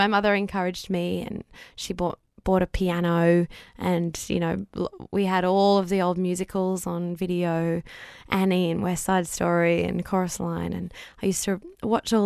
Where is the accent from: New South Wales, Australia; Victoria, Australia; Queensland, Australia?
Queensland, Australia; Brisbane; growing up in Brisbane